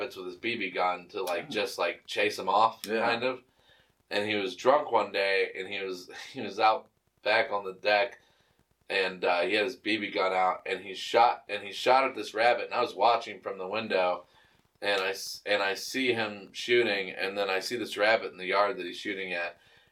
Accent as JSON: {"language": "English", "town": "Cuyahoga Falls", "region": "Ohio", "country": "United States", "said": "I'm from Cuyahoga Falls"}